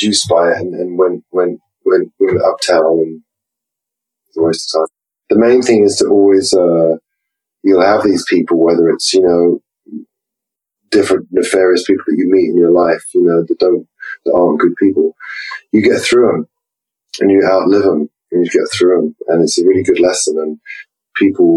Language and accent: English; England, United Kingdom; go back to being English, uptight